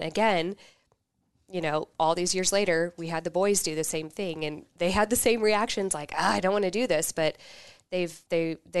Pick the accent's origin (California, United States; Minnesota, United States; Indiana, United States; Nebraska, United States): Nebraska, United States; Kearney; also born or lived in Lincoln, Nebraska / Omaha, Nebraska; I grew up in Kearney, K-Town